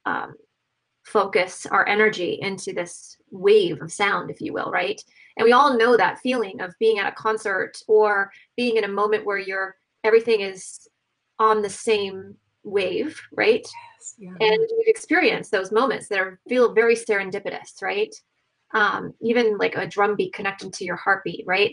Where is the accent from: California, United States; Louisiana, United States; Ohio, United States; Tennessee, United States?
Ohio, United States; I grew up in Ohio